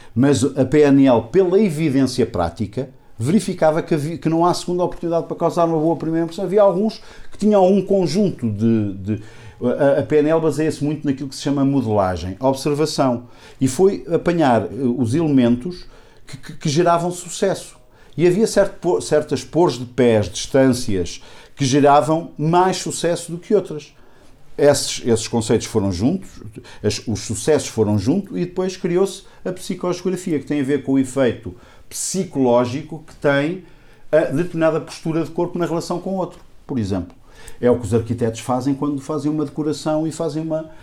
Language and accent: Portuguese; Águeda, Centro, Portugal; Eu sou aqui da região de Águeda